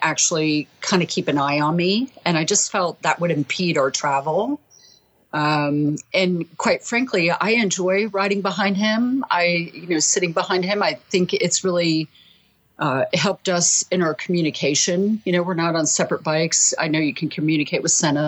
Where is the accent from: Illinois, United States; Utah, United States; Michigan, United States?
Utah, United States; Salt Lake City; I'm from Salt Lake City, Utah, and I am a sales manager at a television station